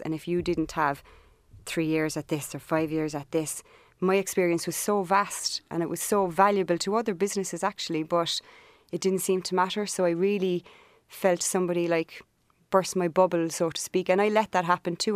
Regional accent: Cork, Munster, Ireland; moved away as an adult; also born or lived in Montauk, United States; I grew up in Cork.

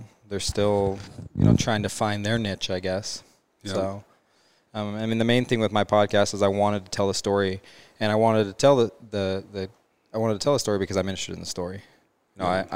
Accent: Mesa, Arizona, United States; I'm from Mesa, Arizona.

